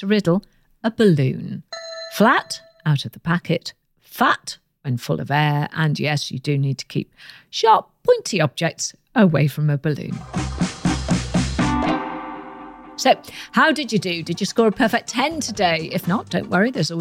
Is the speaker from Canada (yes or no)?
no; United Kingdom